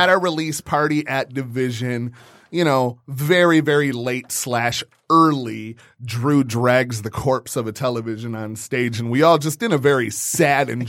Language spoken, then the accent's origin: English; Westland, Michigan, United States; I grew up between Wayne and Westland in the little crook between Shacktown